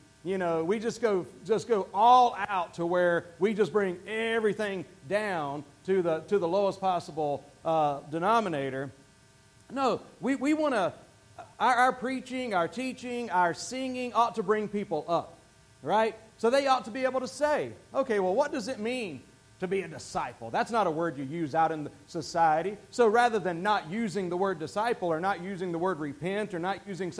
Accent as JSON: {"language": "English", "region": "the Bible Belt", "country": "United States", "tie": "born or raised there", "moved": "yes", "said": "I was raised in the Bible Belt."}